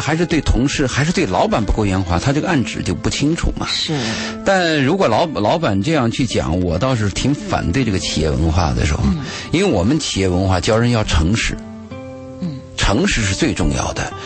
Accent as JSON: {"language": "Chinese", "country": "China", "said": "我们中国人"}